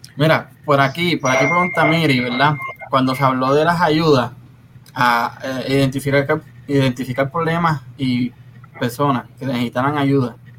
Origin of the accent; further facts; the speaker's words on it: Puerto Rico; de donde yo vengo somos calle. En Casiano todos hablábamos con el juego de calle